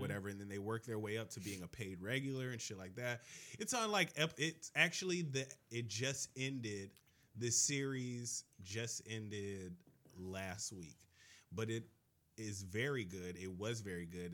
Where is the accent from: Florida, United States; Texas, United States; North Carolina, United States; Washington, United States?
Florida, United States; Miami; I grew up in Miami